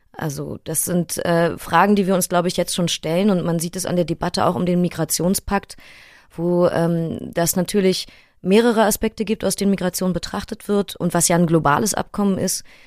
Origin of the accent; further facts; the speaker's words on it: Berlin, Germany; Ich bin in Neukölln aufgewachsen und zur Schule gegangen